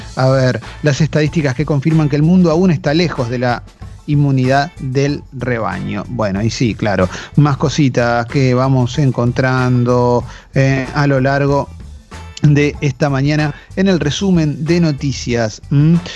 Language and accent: Spanish; Argentina